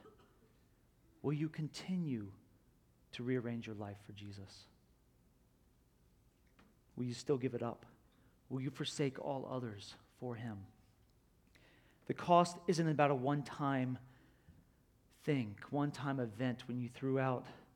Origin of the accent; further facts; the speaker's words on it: Florida, United States; I'm from Florida